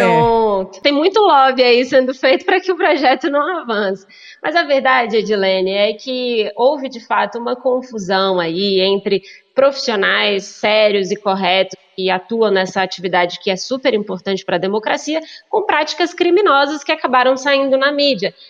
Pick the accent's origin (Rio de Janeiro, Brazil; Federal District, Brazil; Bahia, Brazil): Federal District, Brazil; Brasília; also born or lived in Belo Horizonte, Minas Gerais; nasci em Belo Belo Horizonte, mas vim para Brasília muito novinha e me criei aqui em Brasília